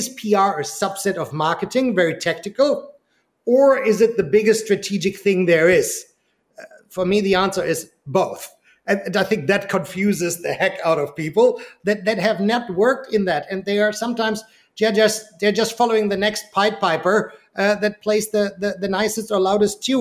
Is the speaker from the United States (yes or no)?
no; Germany; moved away; I'm originally from Germany.